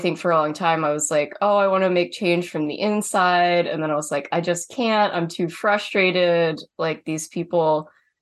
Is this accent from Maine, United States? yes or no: yes; Maine, United States; having been born and raised here